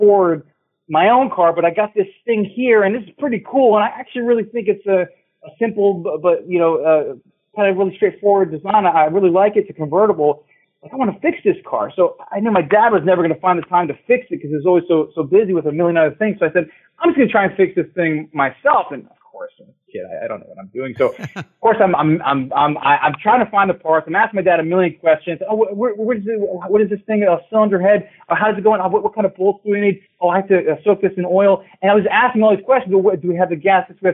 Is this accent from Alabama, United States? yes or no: no; Ohio, United States; I grew up in Ohio